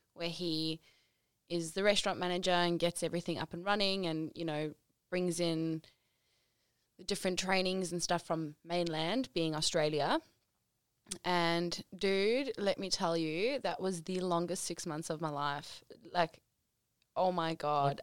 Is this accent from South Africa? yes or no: yes; South Africa; moved away; I'm South African